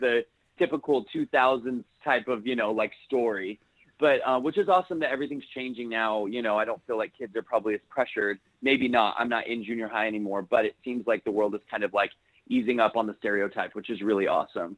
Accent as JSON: {"language": "English", "town": "Salt Lake City", "region": "Utah", "country": "United States", "tie": "born or raised there", "said": "I am from Salt Lake City, Utah"}